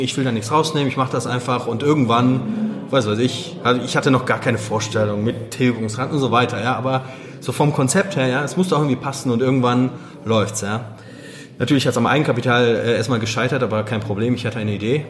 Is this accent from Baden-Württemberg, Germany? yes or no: no; Wuppertal, North Rhine-Westphalia, Germany; also born or lived in Gdańsk, Poland; now in Düsseldorf, Germany; in Danzig geboren, äh, rübergekommen, da war ich sechs. Also meine Eltern sind rübergekommen, ich war dabei. Ähm, das war 88 und ja, seitdem hier aufgewachsen in Wuppertal